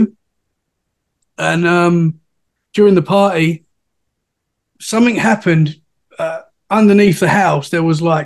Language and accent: English; Essex, East of England, United Kingdom; moved away as an adult; now in Dorset, United Kingdom; I'm from Essex, which is right next to London. And I've recently moved to Dorset, which is about 2 hours from London